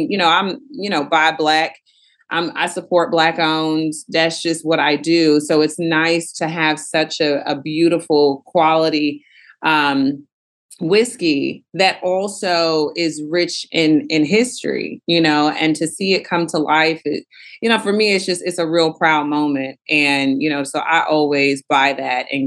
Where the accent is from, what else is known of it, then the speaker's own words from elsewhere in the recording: Houston, Texas, United States; moved away as an adult; I'm from Houston, Texas, but I've lived a little bit of everywhere